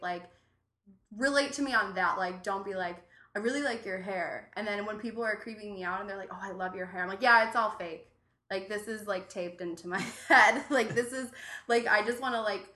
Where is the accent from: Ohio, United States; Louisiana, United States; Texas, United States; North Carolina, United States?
Ohio, United States; Cleveland; now in Chicago, United States; I'm from Cleveland